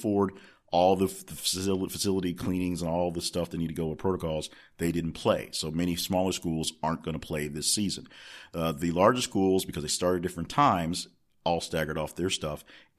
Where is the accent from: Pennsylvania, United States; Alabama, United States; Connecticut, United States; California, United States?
Alabama, United States; born there; now in Arkansas, United States; because I was born in Alabama, so that's something I look forward